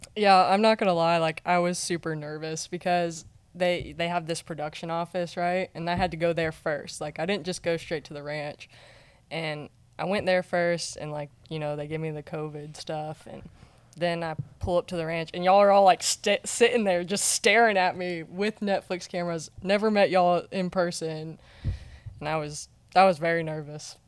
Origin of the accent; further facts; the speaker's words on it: North Carolina, United States; moved away; from North Carolina, and I'm a bull rider.